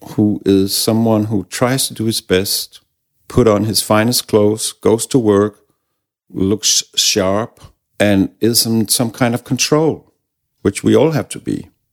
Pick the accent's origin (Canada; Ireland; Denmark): Denmark; English is a second language; also born or lived in Copenhagen; we have a word in Danish